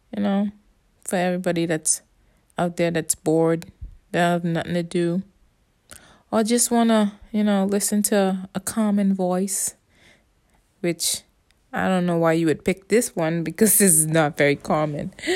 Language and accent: English; Bahamas; accent: Caribbean; first language English; moved away; I just grow up different. See, I'm from the Bahamas